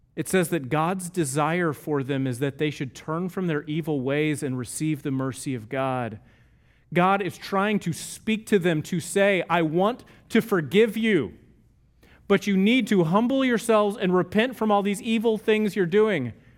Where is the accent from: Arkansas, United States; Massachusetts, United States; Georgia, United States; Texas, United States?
Texas, United States; I'm from Texas and we're close enough to Oklahoma